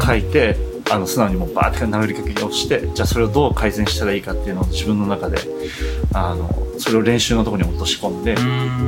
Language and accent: Japanese; Kitakyushu, Fukuoka, Japan; moved away; 地元に帰って